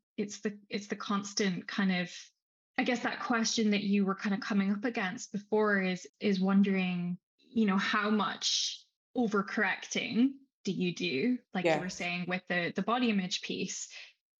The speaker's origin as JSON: {"language": "English", "region": "Scotland", "country": "United Kingdom", "said": "I'm from Scotland"}